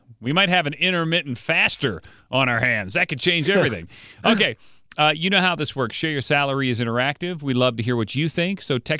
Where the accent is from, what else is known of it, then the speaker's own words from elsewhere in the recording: Kansas City, United States; you're named after my hometown, Kansas City.